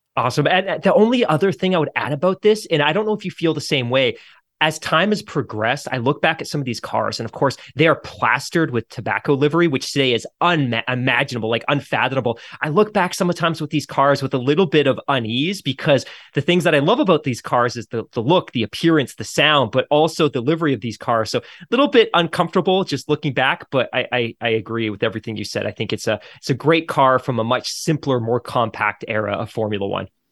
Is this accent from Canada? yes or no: yes; Canada; as a Canadian